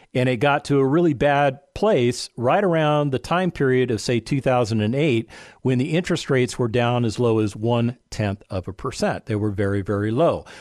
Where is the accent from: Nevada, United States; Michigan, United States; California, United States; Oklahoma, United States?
Nevada, United States; Las Vegas; I lived in a place called Las Vegas, Nevada. That's where I was born and raised